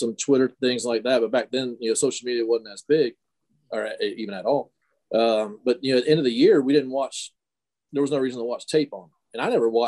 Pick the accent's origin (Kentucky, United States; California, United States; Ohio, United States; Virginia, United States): Ohio, United States; moved away as an adult; I came from Ohio. I was Mr. Football Ohio as a running back